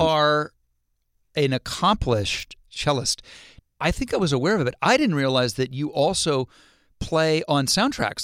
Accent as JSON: {"language": "English", "region": "Ohio", "country": "United States", "tie": "born or raised there", "moved": "yes", "said": "when I was a kid growing up in Ohio"}